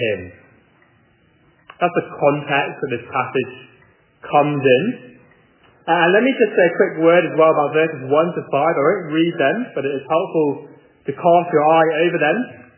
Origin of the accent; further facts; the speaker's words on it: England, United Kingdom; moved away as an adult; now in Charlotte, United States; I'm not from America at all. I'm from England.